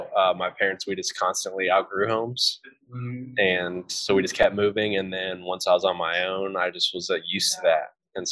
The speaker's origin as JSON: {"language": "English", "region": "Ohio", "country": "United States", "tie": "born or raised there", "lives_now": "Indiana, United States", "said": "I became a Hoosier, which is just someone who lives in Indiana as opposed to a Buckeye where I grew up in Ohio."}